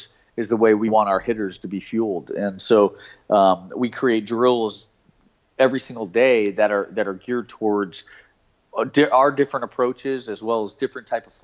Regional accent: South Florida, United States; I was born and raised in South Florida

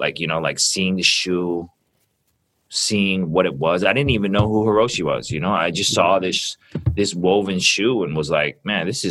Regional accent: Vancouver, British Columbia, Canada; grew up in Vancouver, kind of, you know, just because I'm Canadian

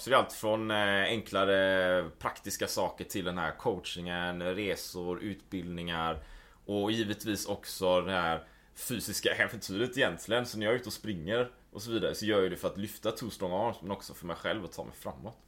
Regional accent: Gothenburg, Västra Götaland, Sweden; moved away as an adult; also born or lived in Japan / Taiwan / New Zealand / Spain; Jag är ju född och uppvuxen i Göteborg.

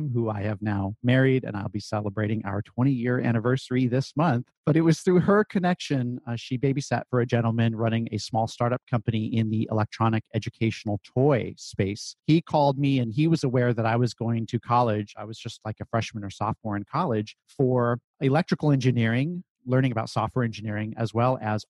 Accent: Silicon Valley, California, United States; I grew up in the Silicon Valley of California, so I guess fortunate to be born there and grow up there.

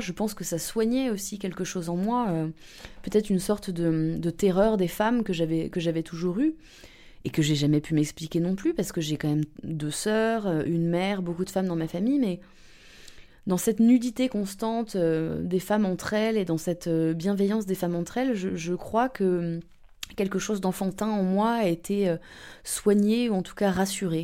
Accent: around Paris, Île-de-France, France; moved away as an adult; now in Berlin, Germany; j'ai 30 ans, euh, j'ai euh, grandi euh, dans les environs de Paris, entre les Hauts-de-Seine et la Seine-et-Marne

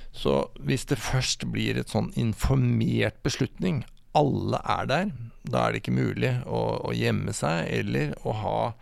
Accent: Sarpsborg, Østfold, Norway; jeg er sarping

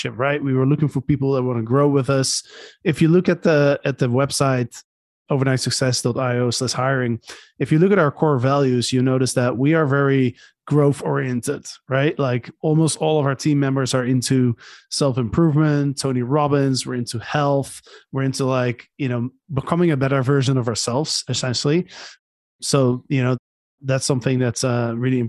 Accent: Netherlands; also born or lived in Barcelona, Spain; now in Panama; I'm from the Netherlands

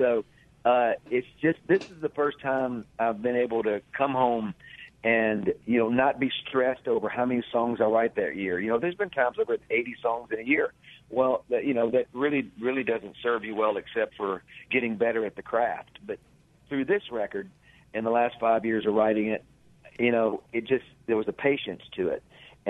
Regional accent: Mississippi, United States; also born or lived in Nashville, United States; remembering my life growing up in Mississippi and in the Delta. Always had one foot in Nashville and one foot in the Delta

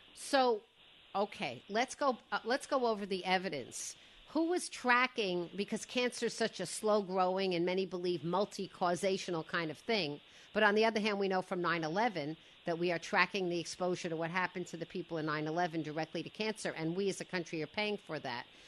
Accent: Woodmere, New York, United States; I grew up in Woodmere on the other on the other shore

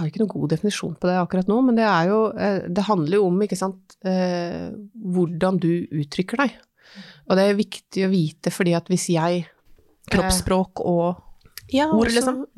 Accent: Innlandet, Norway; Jeg er jo fra Hedmarken sjøl.

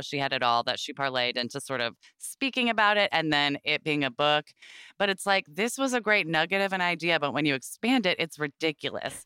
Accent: Portland, Oregon, United States; I grew up in Portland, Oregon

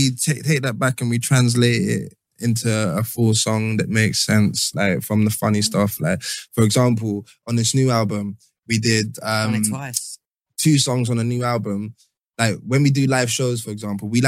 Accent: London, United Kingdom; we're from London

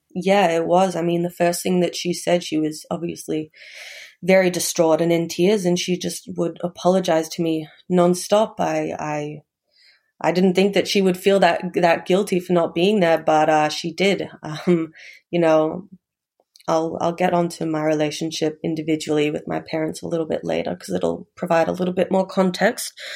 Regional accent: Melbourne, Victoria, Australia; also born or lived in Hobart, Tasmania; I was actually born in Hobart, but moved down to, moved up to Melbourne when I was quite young.

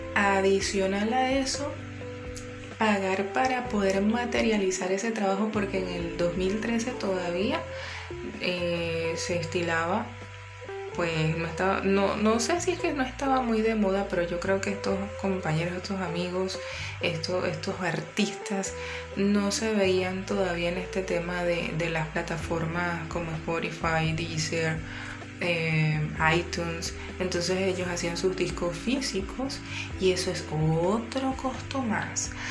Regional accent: Guayana, Venezuela; moved away; also born or lived in Caracas; mi tierra guayana

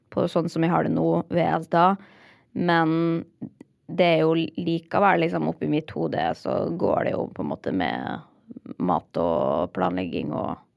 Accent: Molde, Møre og Romsdal, Norway; moved away as an adult; also born or lived in Oslo; da jeg flytta fra Molde da, etter videregående

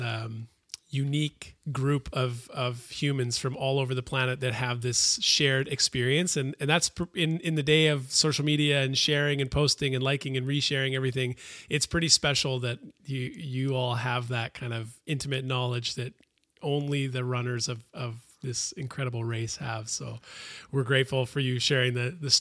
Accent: Canada; as a Canadian kid

